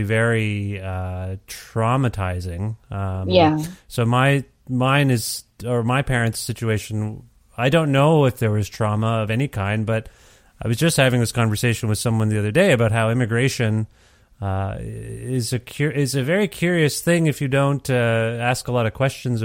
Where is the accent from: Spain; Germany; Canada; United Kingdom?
Canada; I was born in Canada